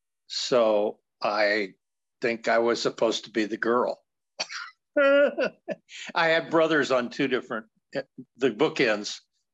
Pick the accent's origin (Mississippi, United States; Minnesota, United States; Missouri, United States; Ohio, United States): Ohio, United States; Columbus; Oh, Columbus, Ohio, in the heart of the Midwest at the time. Because in the 60s, I was born in 47, but I always say this body is 76 in October next month